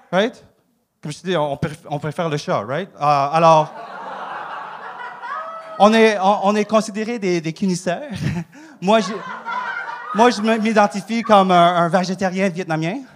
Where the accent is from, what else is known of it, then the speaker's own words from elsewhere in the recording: Saguenay, Quebec, Canada; Moi, je sais, je viens du Saguenay. Euh, euh, OK, quand j'étais jeune, mes parents avaient un resto.